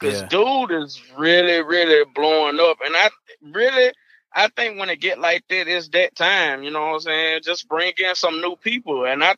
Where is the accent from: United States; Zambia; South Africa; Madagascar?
United States; Arkansas; I'm from Arkansas.